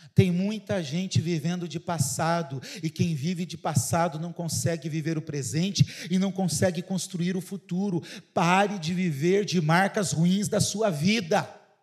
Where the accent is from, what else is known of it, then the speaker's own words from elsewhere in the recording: Paraná, Brazil; moved away; Vou falar como eu falo lá no Paraná, lá na minha cidade